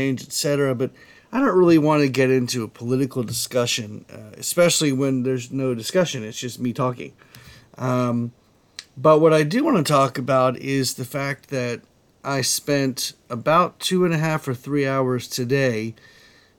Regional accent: Columbia, South Carolina, United States; now in Florida, United States; I'm from Columbia, South Carolina.

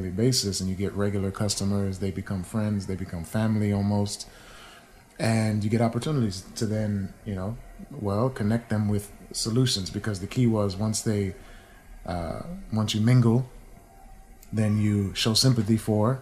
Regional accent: New England, United States; I grew up in New England, so I have some love for my people there.

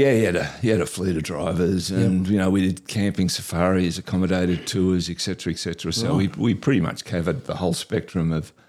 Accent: West Wyalong, New South Wales, Australia; now in Queensland, Australia; I was born and bred in West Wyalong.

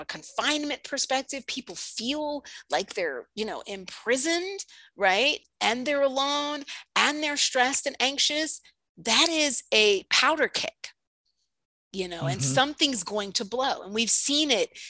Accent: New York, United States; I'm from New York

